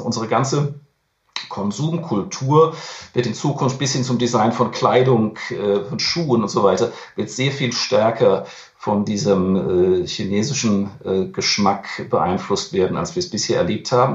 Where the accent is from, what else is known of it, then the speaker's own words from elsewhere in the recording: Germany; bei uns in Deutschland